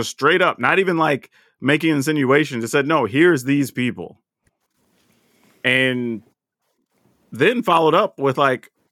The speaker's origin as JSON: {"language": "English", "region": "the South", "country": "United States", "tie": "born or raised there", "said": "And, and dude, and I felt that way growing up in the South."}